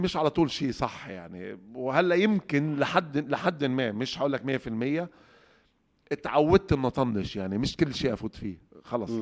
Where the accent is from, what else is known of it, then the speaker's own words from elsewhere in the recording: Egypt; عندنا في مصر